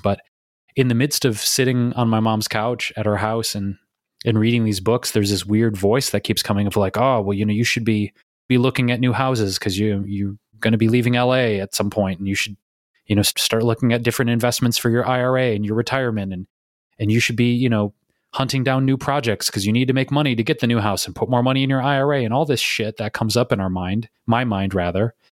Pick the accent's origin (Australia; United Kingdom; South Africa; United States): United States; Detroit, Michigan; moved away; back here in my hometown of Detroit, Michigan